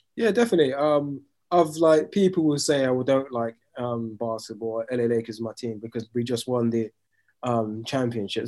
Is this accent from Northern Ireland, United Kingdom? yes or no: no; London, United Kingdom; growing up in London